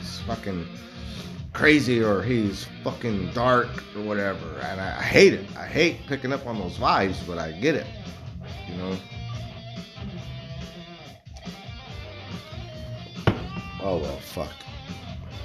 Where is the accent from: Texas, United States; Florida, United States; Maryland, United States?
Texas, United States; I was born in Texas